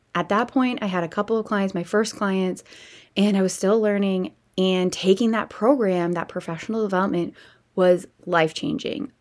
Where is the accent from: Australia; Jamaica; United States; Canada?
Canada; I am a Canadian girl